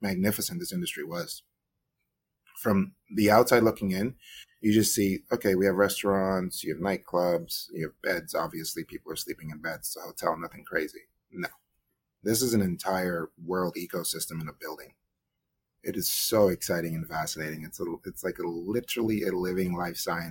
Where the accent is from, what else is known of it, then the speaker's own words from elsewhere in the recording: New York, United States; also born or lived in Guyana; I moved to New York when I was 8 years old